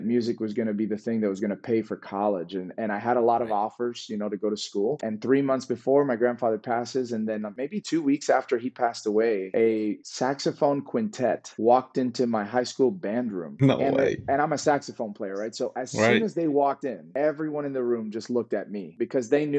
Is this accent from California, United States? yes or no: no; Miami, Florida, United States; also born or lived in New Jersey; I grew up in South Florida. Miami is where I was raised. I wasn't born there. I was born in New Jersey, but I know nothing about the place. I left when I was one